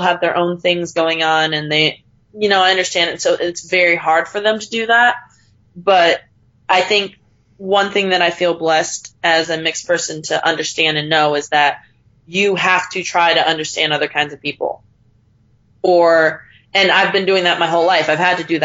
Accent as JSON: {"language": "English", "country": "United States", "tie": "born or raised there", "said": "I grew up primarily in America"}